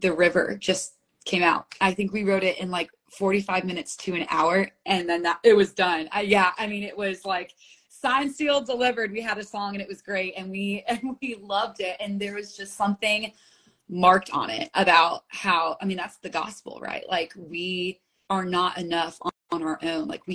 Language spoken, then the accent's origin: English; United States; also born or lived in Manhattan; I grew up right outside of New York City